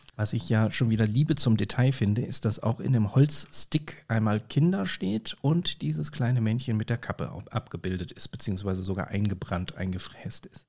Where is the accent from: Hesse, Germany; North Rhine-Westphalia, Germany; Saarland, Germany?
North Rhine-Westphalia, Germany; Bonn; als Lokalpatriot, als gebürtiger Bonner